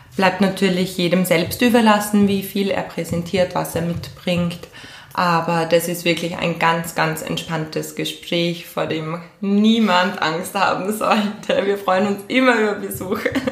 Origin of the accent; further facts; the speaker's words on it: Graz, Styria, Austria; also born or lived in Switzerland; bin gebürtige Grazerin